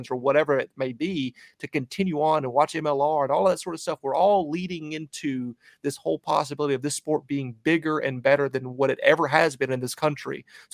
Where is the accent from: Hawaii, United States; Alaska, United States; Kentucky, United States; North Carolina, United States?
North Carolina, United States; Charlotte; my hometown of Charlotte, North Carolina.